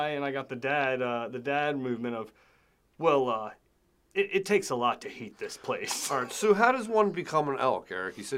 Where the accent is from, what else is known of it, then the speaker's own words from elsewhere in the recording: Eastern Shore, United States; in my hometown area region